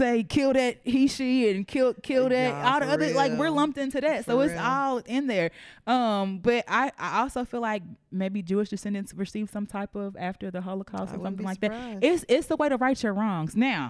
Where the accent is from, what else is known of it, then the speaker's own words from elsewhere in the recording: Nigeria; I'm Nigerian.